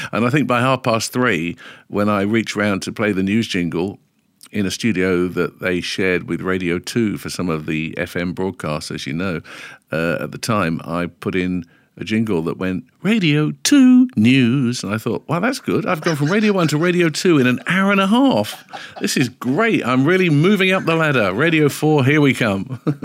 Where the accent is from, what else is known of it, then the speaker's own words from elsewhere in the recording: London, United Kingdom; also born or lived in Stanmore / Edgware; Originally from London, and I was born, I believe, according to my ninety-three-year-old mum